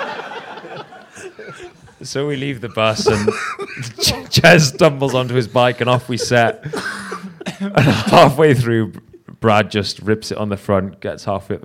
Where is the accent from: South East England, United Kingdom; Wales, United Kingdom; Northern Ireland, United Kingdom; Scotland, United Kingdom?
Wales, United Kingdom; as a Brit, as a Welshman